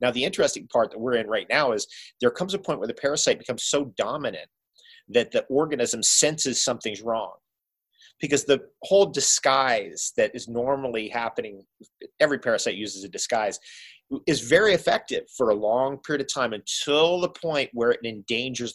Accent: Toms River, New Jersey, United States; also born or lived in Seaside Heights, New Jersey / Philadelphia, Pennsylvania / New York City, New York; we lived on the Jersey Shore, an hour drive from the Jersey Shore where we were, Tom's River, where I was born in Seaside Heights

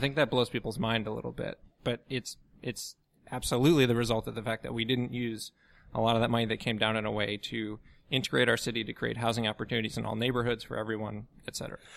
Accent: outside Chicago, Illinois, United States; moved away as an adult; also born or lived in Washington, D.C. / New York / Massachusetts; now in New Orleans, United States; I grew up outside Chicago

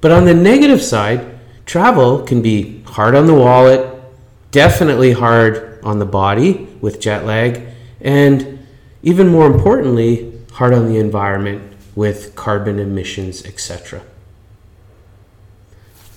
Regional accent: Canada; I'm Canadian

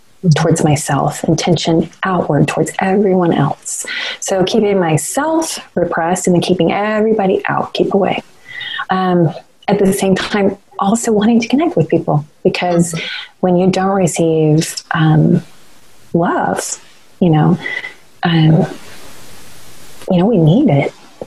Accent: North Carolina, United States; moved away; I claim the Carolinas equally. I was born in North Carolina, and my parents moved just over the state line to South Carolina, but I went to school in North Carolina for a huge portion of my education

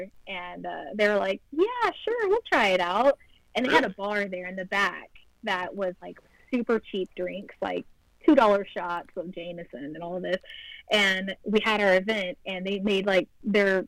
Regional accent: Oklahoma, United States; we're from Oklahoma, so it's like a state that's really boring.

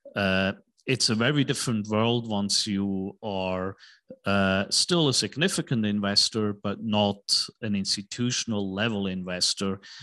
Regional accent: Switzerland; moved away as an adult; also born or lived in New York / Tokyo / Hong Kong; now in Dallas, United States; I was born in Switzerland, went to school in Switzerland

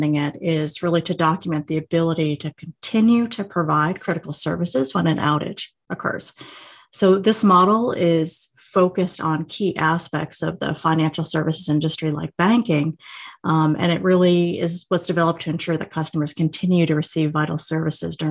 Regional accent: Massachusetts, United States; moved away as an adult; also born or lived in New York City; I'm from Massachusetts and had only ever been to New York City twice before.

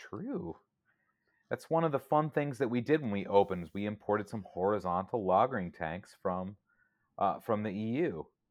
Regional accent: San Diego, California, United States; moved away; I grew up in San Diego

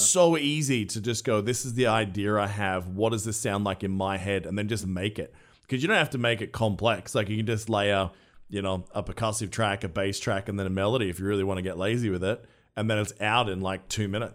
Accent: Australia; an Australian who loves doing accents

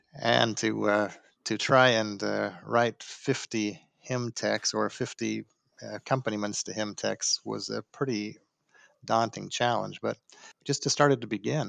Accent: Salt Lake City, Utah, United States; moved away as an adult; now in Dallas, United States; was born in Salt Lake City

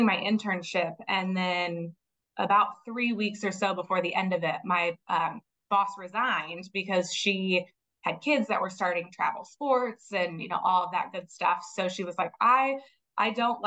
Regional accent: Kendallville, Indiana, United States; also born or lived in South Bend, Indiana; now in Westfield, United States; was born and raised in Northern Indiana in a small town, Kendallville, about 7,000-8,000 people.

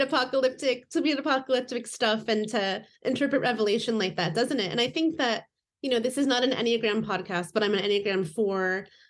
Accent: Indiana, United States; moved away as an adult; now in Seattle, United States; I've been here about twenty years, but I grew up in Indiana

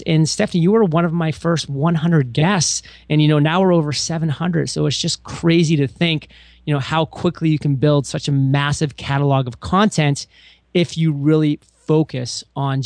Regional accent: Maine, United States; moved away as an adult; also born or lived in Rhode Island; now in San Diego, United States; I was born and raised in Maine, grew up there for the first 18 years of my life

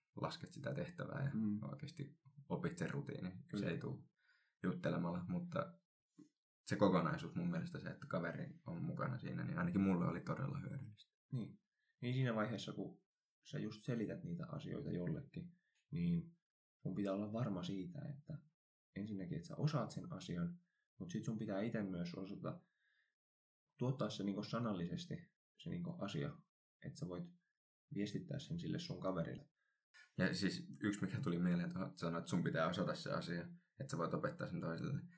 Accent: Helsinki, Uusimaa, Finland; moved away as an adult; now in Kuopio, Finland; Mä oon Helsingistä kotoisin

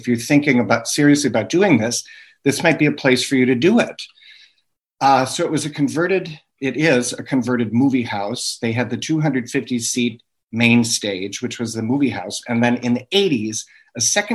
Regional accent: Milwaukee, Wisconsin, United States; moved away as an adult; also born or lived in New York City, United States; now in Sturgeon Bay, United States; I'm from Milwaukee, the big city.

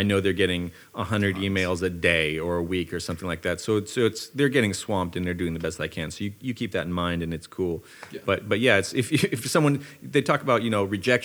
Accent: Fairfield, California, United States; also born or lived in Visalia, California; I went up in Fairfield, Sassoon, Vacaville mm-hmm. for many years till I was about 19 years old

